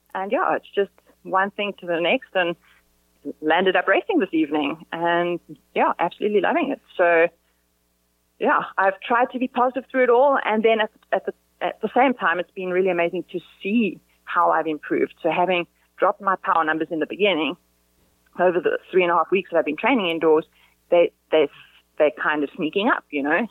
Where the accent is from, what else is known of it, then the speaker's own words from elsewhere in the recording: South Africa; now in Spain; we're South African